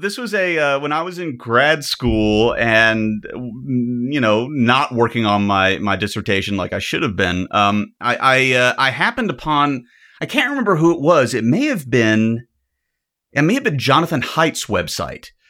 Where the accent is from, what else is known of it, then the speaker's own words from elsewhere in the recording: the South, United States; I'm an American. Doesn't everything sound dirtier in my accent? I'm from the South, too.